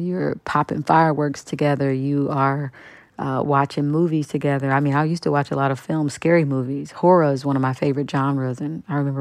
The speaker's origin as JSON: {"language": "English", "town": "Kansas City", "region": "Kansas", "country": "United States", "also_born_or_lived": "New York", "moved": "as an adult", "said": "I'm from Wyandotte County, Kansas City, Kansas"}